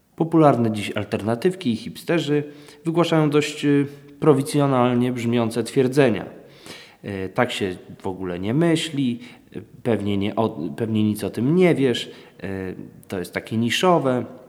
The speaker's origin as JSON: {"language": "Polish", "town": "Wałbrzych", "region": "Lower Silesian Voivodeship", "country": "Poland", "said": "jestem z Wałbrzycha"}